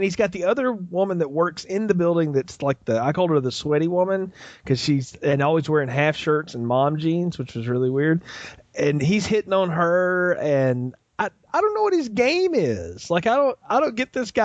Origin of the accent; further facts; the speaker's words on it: the South, United States; I'm from the South.